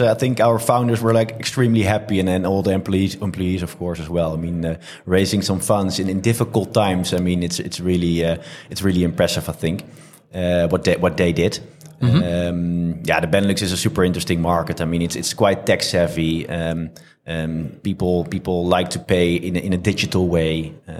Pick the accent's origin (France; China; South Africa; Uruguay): France; Originally from France, but we're really positioned as a European company.